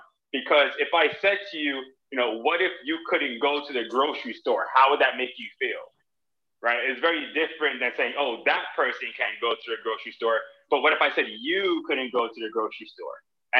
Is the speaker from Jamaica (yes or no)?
yes; Jamaica; as I really think about, you know, my upbringing, like, I'm Jamaican, and because I'm Jamaican, we just fight for rights.